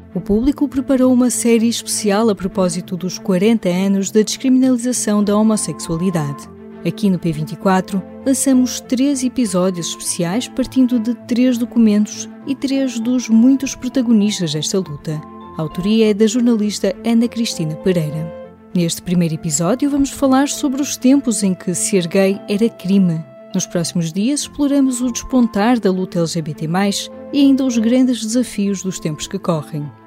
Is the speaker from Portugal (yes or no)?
yes; Portugal; era monárquico, sou português, sou republicano